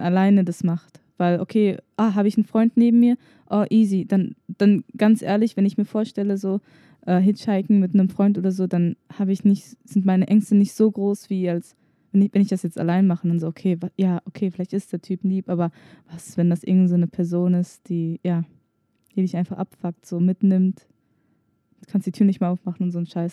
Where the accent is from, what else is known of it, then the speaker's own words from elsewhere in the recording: Germany; meine Eltern kommen aus Tunesien, aber ich bin hier in Deutschland geboren